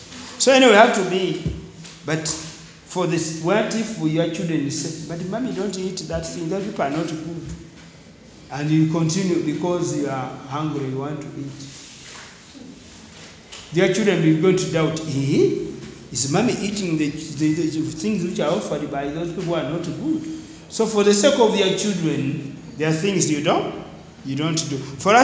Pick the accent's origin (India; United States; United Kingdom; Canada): India; Ah, in Uganda, sister, but I'm Indian, so Tamira.